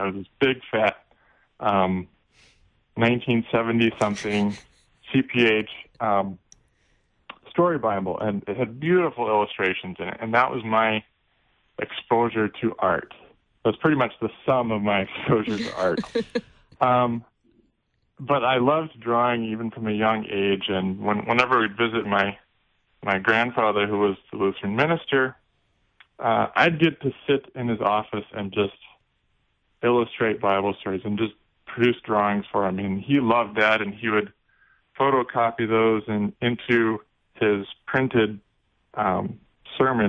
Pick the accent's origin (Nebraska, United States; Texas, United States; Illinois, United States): Nebraska, United States; Omaha; I grew up in Omaha, Nebraska